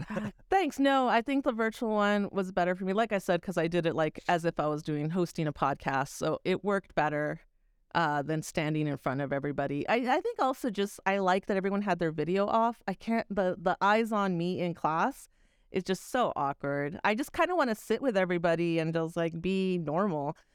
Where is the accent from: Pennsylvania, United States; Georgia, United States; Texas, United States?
Texas, United States; moved away; also born or lived in New York; I'm a Texan.